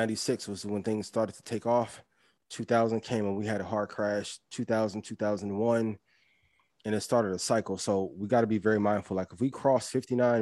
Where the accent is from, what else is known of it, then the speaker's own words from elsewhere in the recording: Midwest, United States; I'm from the Midwest. Like I listened to Power 92 since I was a kid